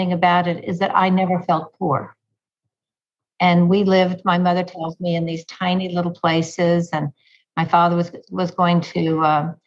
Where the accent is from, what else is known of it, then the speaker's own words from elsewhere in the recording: Texas, United States; moved away as an adult; now in New York, United States; I grew up in Texas. And since my husband and I have moved to New York